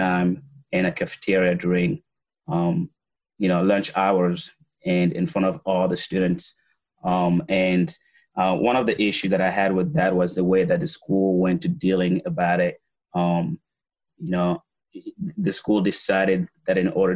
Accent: Gabon; now in Waterbury, United States; I was born and raised in Gabon

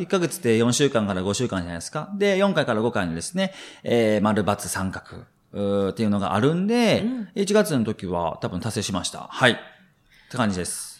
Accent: Shiga, Japan; 自分の実家滋賀県なんですけれども

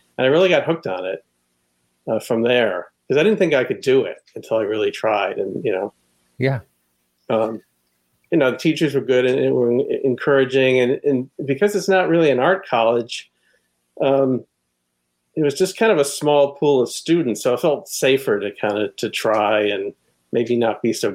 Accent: Connecticut, United States; I grew up in Connecticut

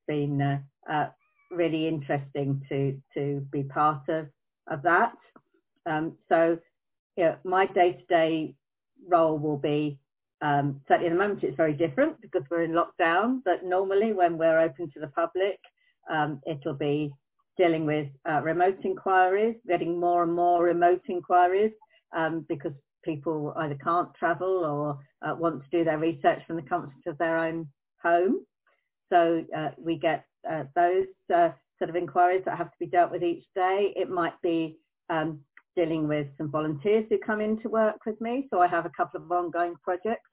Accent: Croydon, London, United Kingdom; I'm a Croydonian. I was born and bred in Croydon.

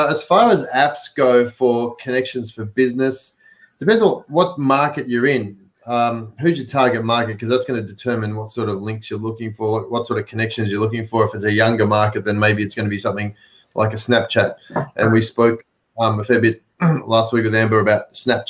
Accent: Melbourne, Victoria, Australia; accent: Aussie; now in California, United States; I've got an accent, so I'm an Aussie, but I live over here in the US, but I have my trends set to Melbourne where I'm from

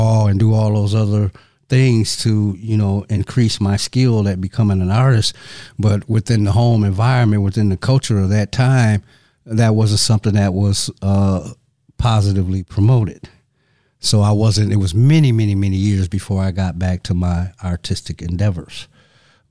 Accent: Saginaw, Michigan, United States; moved away; also born or lived in Madison, Wisconsin; I'm originally from Saginaw, Michigan. And Saginaw is approximately 100 miles north of Detroit. So coming up, I spent a lot of time in those surrounding areas

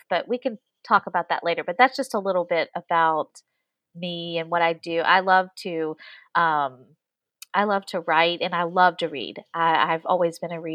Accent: West Virginia, United States; moved away as an adult; I am originally from West Virginia, which is a completely different state than Virginia

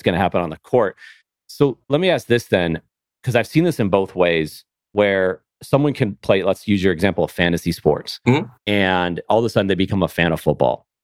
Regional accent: Buffalo, New York, United States; moved away; I grew up in Buffalo

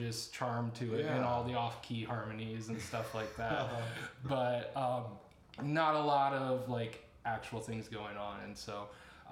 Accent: between Goshen and Nappanee, Indiana, United States; I grew up in a small farming community, middle of nowhere out between Goshen and Napanee, so out in Amish country.

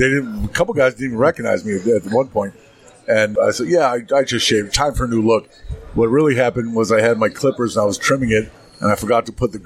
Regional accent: Boston, Massachusetts, United States; moved away as an adult; now in Newburyport, United States; I grew up in Boston, lived in Boston forever, and 2 years ago, me and the girlfriend decided to get out of Boston.

